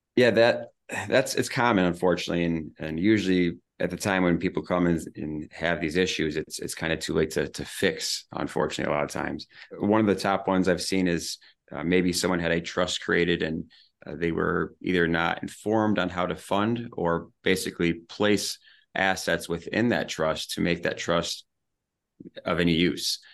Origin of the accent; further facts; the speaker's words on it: Ludington, Michigan, United States; moved away as an adult; also born or lived in Grand Rapids / Lansing / Nashville; back here in my hometown